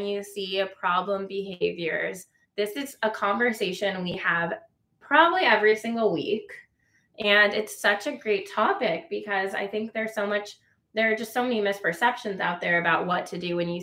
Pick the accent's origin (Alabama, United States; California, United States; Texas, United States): California, United States; Carmel; moved away; I grew up in Carmel, which is known to be a beach town